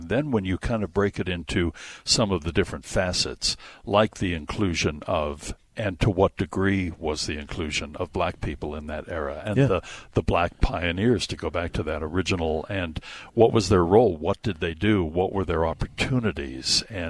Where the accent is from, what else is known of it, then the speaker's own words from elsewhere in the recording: Utah, United States; my home state here.